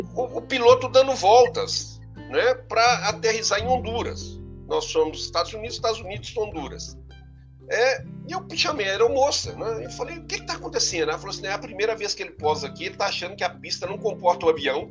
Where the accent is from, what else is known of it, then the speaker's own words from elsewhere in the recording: Coronel Fabriciano, Minas Gerais, Brazil; E eu sou de Coronel Fabriciano, né? Minha naturalidade é Coronel Fabriciano, Minas Gerais, interior de Minas